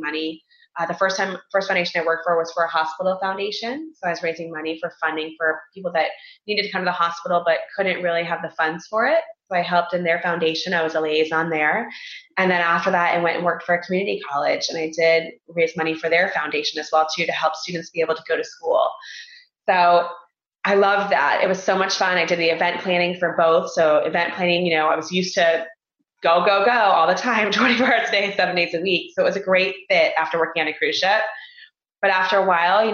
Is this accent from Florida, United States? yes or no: yes; Florida, United States; moved away as an adult; I grew up in Florida, graduated from school in Florida, University of Central Florida